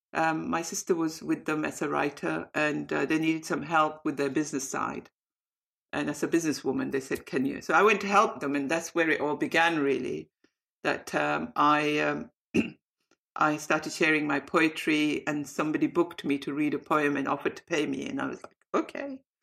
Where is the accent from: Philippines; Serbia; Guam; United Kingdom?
United Kingdom; Bradford, Yorkshire and the Humber; also born or lived in Saudi Arabia; as a South Asian growing up in Bradford